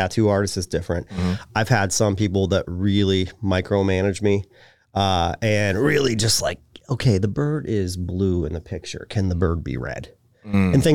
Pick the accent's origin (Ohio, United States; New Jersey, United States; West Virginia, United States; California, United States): Ohio, United States; Canton; also born or lived in Minerva, Ohio / Cleveland, Ohio; now in Tampa, United States; my hometown kind of latched on to what's going on in my life right now. And the city of Canton, Ohio